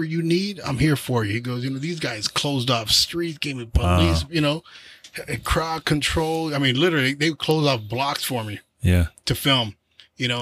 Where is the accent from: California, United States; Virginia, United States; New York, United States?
California, United States; Daly City; moved away as an adult; now in Vacaville, United States; That's my hometown. That's where I grew up